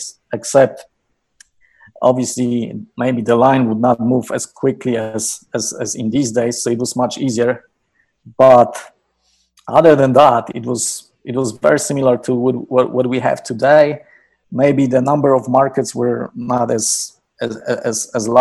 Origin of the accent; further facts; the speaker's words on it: Poland; moved away as an adult; I was born and raised in Poland